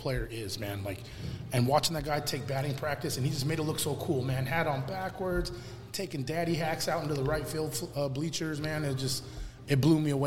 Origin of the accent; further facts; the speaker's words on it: Southern California, United States; I grew up playing ball in Southern California